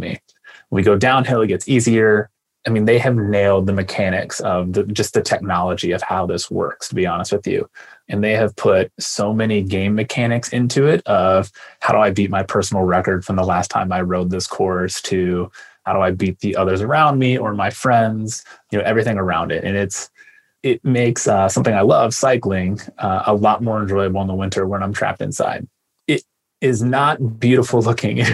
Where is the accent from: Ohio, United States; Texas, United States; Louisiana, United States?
Ohio, United States; Lima; born or raised there